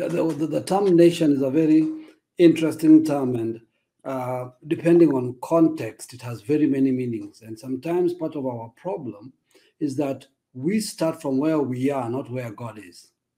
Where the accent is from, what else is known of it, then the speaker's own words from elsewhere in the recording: Nairobi, Kenya; I'm from Nairobi, Kenya.